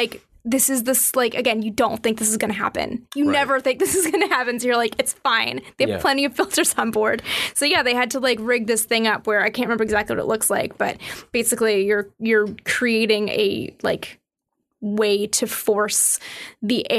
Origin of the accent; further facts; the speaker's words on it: Canada; accent: Canadian; I'm Canadian